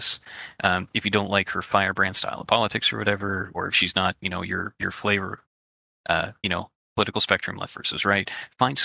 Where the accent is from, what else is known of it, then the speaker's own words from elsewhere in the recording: Canada; as a Canadian